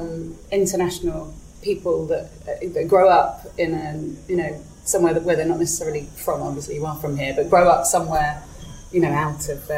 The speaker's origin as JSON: {"language": "English", "town": "Malaga", "region": "Andalusia", "country": "Spain", "tie": "born or raised there", "moved": "yes", "said": "I grew up in Malaga, in Costa del Sol."}